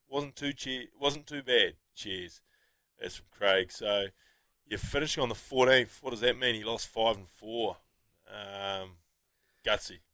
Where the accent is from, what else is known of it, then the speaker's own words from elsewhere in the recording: New Zealand; as Kiwi sports fans